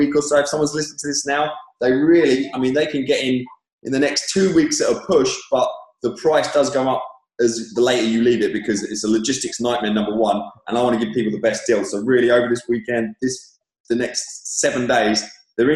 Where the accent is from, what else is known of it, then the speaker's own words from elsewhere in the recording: England, United Kingdom; moved away; when I was growing up in England